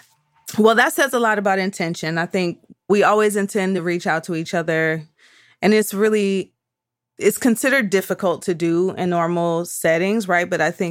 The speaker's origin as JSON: {"language": "English", "town": "Detroit", "region": "Michigan", "country": "United States", "said": "You know I'm from Detroit."}